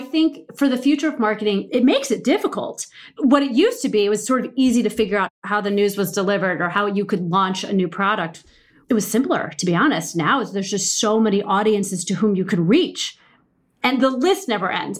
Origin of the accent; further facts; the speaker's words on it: Midwest, United States; I'm from the Midwest